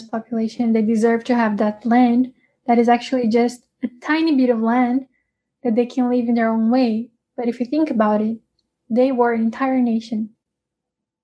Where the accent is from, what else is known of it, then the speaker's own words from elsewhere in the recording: Brazil; we are from Brazil